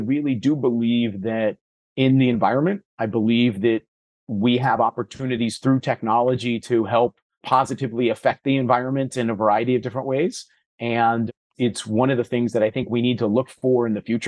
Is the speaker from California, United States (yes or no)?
yes; California, United States; I had the good fortune of growing up in California